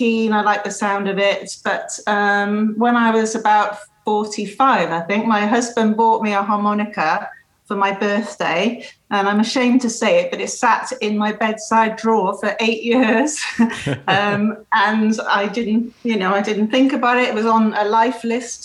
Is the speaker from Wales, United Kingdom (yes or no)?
yes; Cardiff, Wales, United Kingdom; now in Bristol, United Kingdom; from Cardiff, originally in Wales, in the UK. So I live in Bristol now